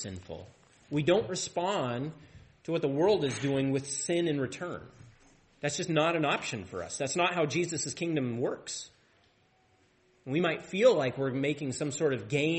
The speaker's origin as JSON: {"language": "English", "area": "Tri-Cities", "region": "Washington", "country": "United States", "tie": "born or raised there", "lives_now": "Deer Park, United States", "said": "I grew up in the Tri-Cities"}